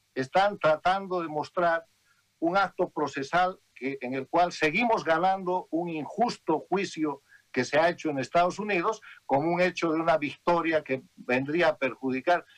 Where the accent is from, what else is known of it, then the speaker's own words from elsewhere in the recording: Bolivia; moved away as an adult; now in United States; Yo soy un boliviano.